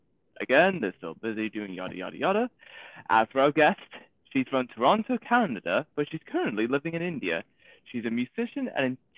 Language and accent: English; Manchester, North West England, United Kingdom; I'm from Manchester